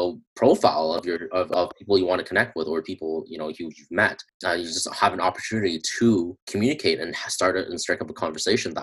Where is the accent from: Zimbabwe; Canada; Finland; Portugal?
Canada; I'm from Canada